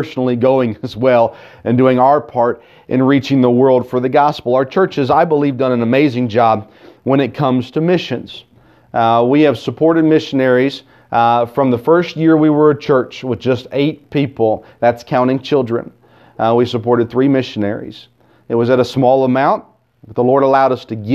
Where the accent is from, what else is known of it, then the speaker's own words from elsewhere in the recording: Tennessee, United States; I grew up here in the South in Tennessee